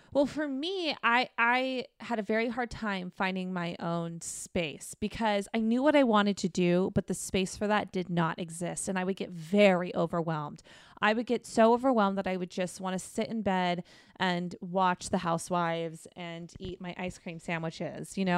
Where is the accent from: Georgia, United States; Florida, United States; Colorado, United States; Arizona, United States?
Arizona, United States; moved away as an adult; also born or lived in New York / Texas; now in Los Angeles, United States; I'm from Arizona, and that led me to New York for a moment, then to Texas for a brief moment, and then to California, um, to L A.